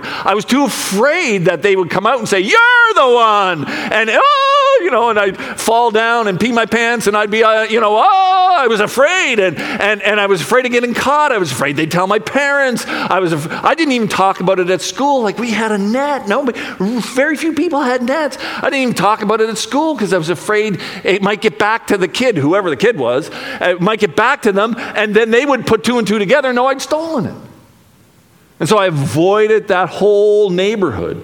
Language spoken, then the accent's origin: English; Charlottetown, Prince Edward Island, Canada; I grew up in Charlottetown, PEI